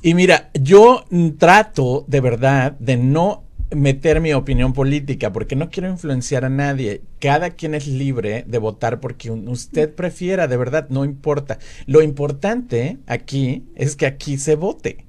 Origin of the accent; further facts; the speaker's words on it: Mexico City, Mexico; now in United States; yo soy de la Ciudad de México